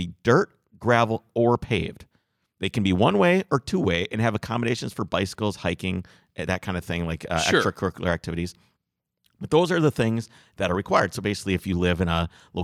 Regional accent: Wisconsin, United States; I grew up in Wisconsin.

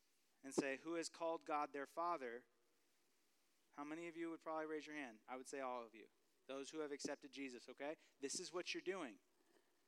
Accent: California, United States; moved away; I'm from California

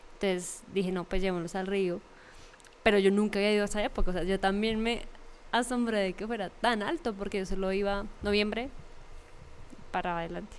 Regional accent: Fosca, Cundinamarca, Colombia; una oportunidad para en verdad hacer una carrera en mi pueblo

